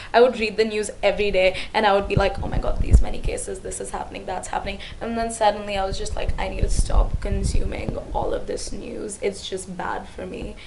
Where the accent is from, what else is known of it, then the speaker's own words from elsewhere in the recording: India; moved away as an adult; now in Hong Kong; I grew up in India, and now I've been in Hong Kong for about three years